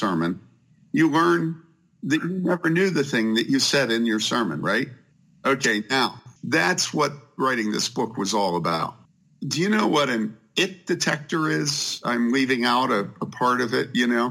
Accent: Wheaton, Illinois, United States; I grew up there in Wheaton where he grew up

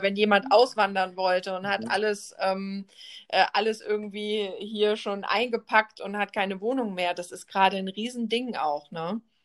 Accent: Germany; bei uns in Deutschland

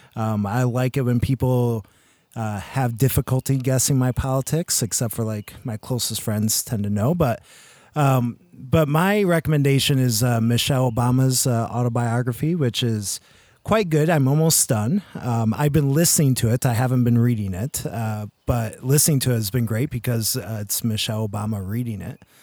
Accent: Michigan, United States; born or raised there; moved away as an adult

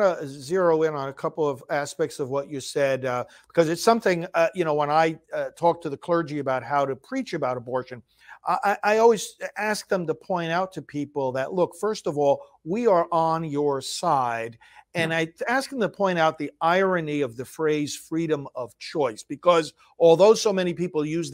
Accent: New York, United States; I'm from New York also originally, as you know, down further south

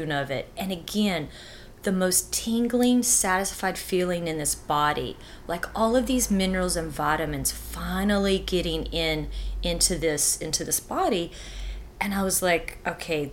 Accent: Texas, United States; moved away; also born or lived in New York / Hawaii / Los Angeles; born and raised in Texas

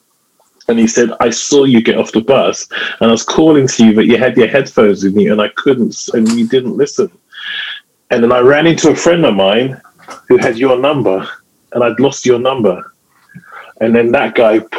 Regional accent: London, United Kingdom; a regular young boy growing up in London.

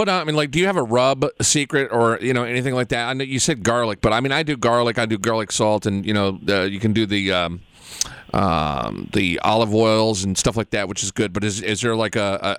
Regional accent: the South, United States; I'm from the South, so I love smoked meat, you know?

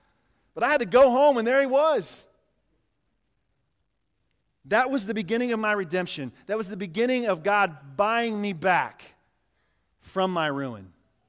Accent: Yates Center, Kansas, United States; the little church I grew up in Yates Center, Kansas.

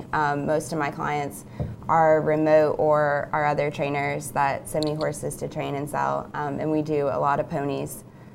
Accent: Ponte Vedra, Florida, United States; now in Gainesville, United States; I grew up riding in Ponte Vedra

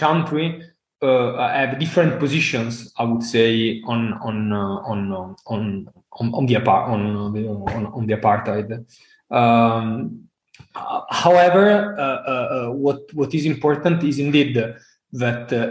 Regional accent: Italy; I come from Italy

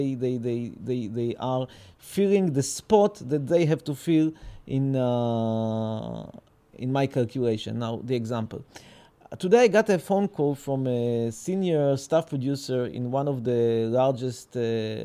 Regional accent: Petah Tikva, Central District, Israel; They gave me birth here in Petah Tikva. I was born in Petah Tikva.

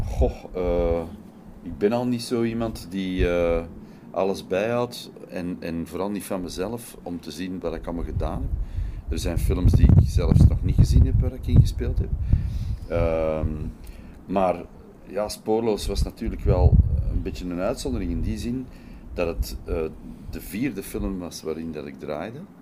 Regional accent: Belgium; also born or lived in Netherlands Antilles; ik als Belg

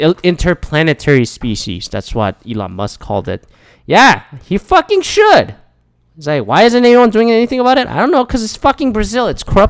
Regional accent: Canada; But I like the fact that I'm a Canadian citizen. And then I think a lot of Canadian people are like more representative about that.

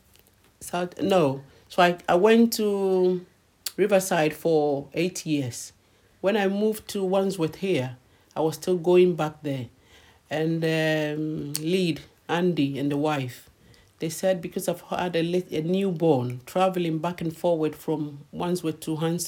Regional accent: Ghana; moved away as an adult; now in London, United Kingdom; I've just come from Ghana

